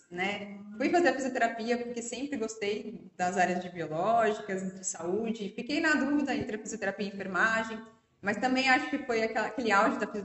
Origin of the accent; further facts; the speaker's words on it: São Paulo, Brazil; É, eu sou natural de São Paulo, fiz 40 anos